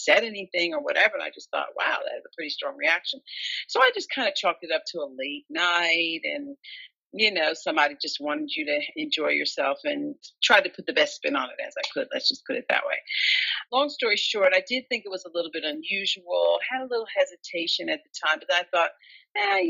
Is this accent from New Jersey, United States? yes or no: yes; New Jersey, United States; I'm from New Jersey and we were living in New Jersey at the time